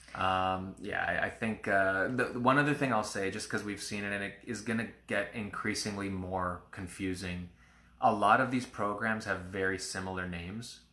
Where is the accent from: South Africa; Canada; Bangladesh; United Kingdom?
Canada; we're Canadian